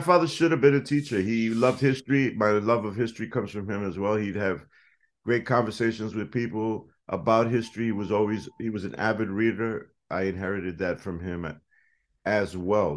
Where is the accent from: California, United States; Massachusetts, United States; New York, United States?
New York, United States; New York City; also born or lived in Boston; that neighborhood that I grew up in, the South Bronx